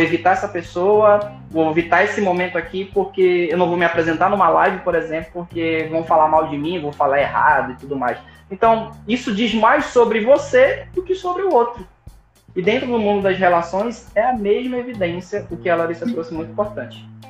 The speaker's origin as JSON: {"language": "Portuguese", "town": "Manaus", "region": "Amazonas", "country": "Brazil", "said": "Eu sou de Manaus"}